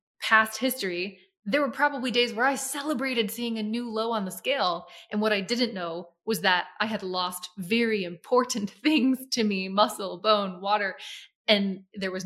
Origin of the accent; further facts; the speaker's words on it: Lancaster, Pennsylvania, United States; moved away as an adult; now in Florida, United States; my hometown, Lancaster, Pennsylvania